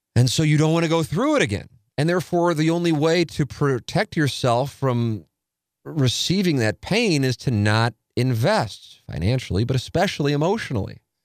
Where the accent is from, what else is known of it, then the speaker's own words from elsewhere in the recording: St. Louis, Missouri, United States; my hometown team